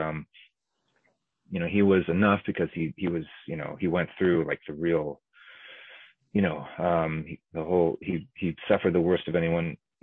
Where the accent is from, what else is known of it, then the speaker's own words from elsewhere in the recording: United States; I'm Japanese American, my grandparents were incarcerated